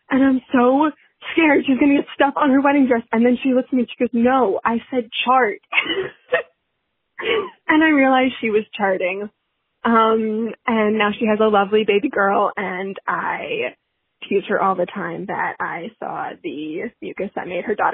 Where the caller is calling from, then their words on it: New York City, New York, United States; I'm calling from Brooklyn, New York.